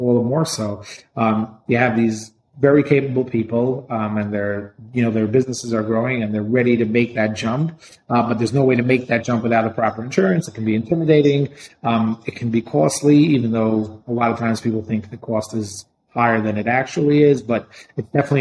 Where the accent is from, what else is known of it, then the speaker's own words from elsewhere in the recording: New York City, New York, United States; I grew up in Brooklyn.